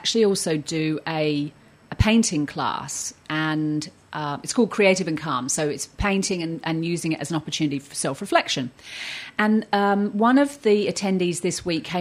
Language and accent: English; Surrey, South East England, United Kingdom; moved away as an adult; also born or lived in Australia; I grew up in Surrey and I emigrated and lived in Australia for the last few decades